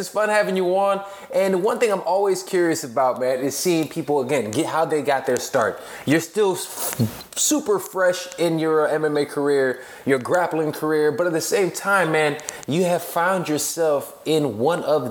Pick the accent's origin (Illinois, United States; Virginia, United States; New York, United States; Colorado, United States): Illinois, United States; Chicago; now in Los Angeles, United States; I'm in LA now. I'm from Chicago myself